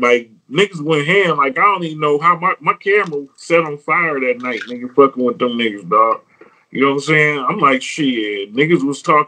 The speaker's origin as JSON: {"language": "English", "town": "Detroit", "region": "Michigan", "country": "United States", "said": "I'm from Joy around here"}